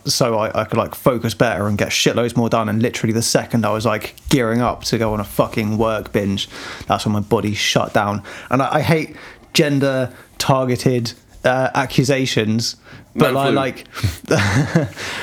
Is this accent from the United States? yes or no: no; United Kingdom; I'm British. I'm from, you know, scum.